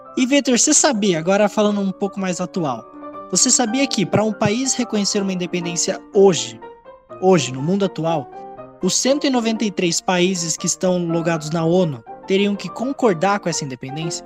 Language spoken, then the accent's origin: Portuguese; Brazil; eu sou brasileiro